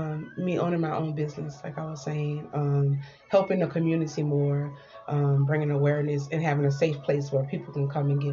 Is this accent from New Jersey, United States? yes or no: no; Louisiana, United States; And we like to eat, you know, we're from Louisiana